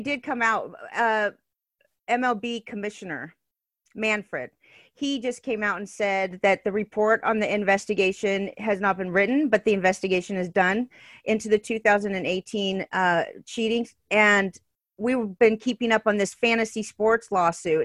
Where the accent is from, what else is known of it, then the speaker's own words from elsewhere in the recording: Southern California, United States; I was born and raised in Southern California